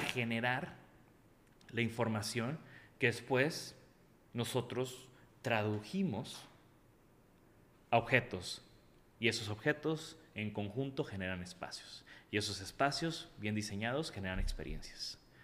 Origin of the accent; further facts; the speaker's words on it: Tampico, Tamaulipas, Mexico; yo crecí en Tampico